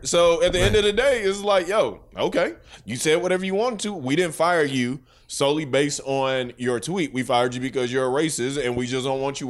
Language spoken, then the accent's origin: English; St. Louis, Missouri, United States; I'm 31. I grew up in St. Louis, Missouri, which is one of the most segregated places in the world.